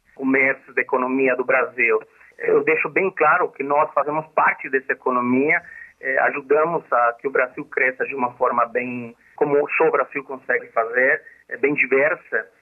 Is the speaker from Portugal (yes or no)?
no; Bolivia; Portuguese is a second language; moved away as an adult; now in Brazil; nós saímos da Bolívia para ajudar as nossas famílias que ficaram na Bolívia